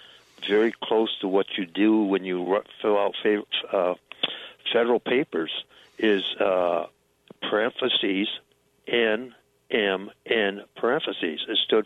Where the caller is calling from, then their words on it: Grand Blanc, Michigan, United States; I'm calling from Grand Blanc, Michigan, near Flint.